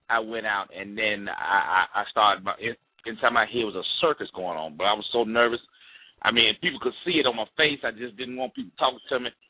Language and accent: English; Mississippi, United States; I'm from Mississippi. And I'm from a small town in Mississippi.